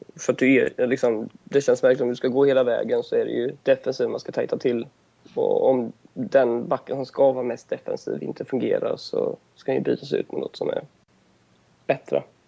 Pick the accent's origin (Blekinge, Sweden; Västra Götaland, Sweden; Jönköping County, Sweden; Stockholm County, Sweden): Västra Götaland, Sweden; Gothenburg; jag kommer från Göteborg